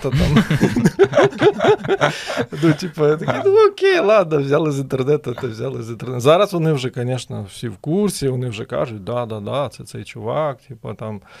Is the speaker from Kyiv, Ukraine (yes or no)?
yes; Kyiv, Ukraine; Hello, everybody. … from Ukraine, Київ. Доброго вечора, ми з України.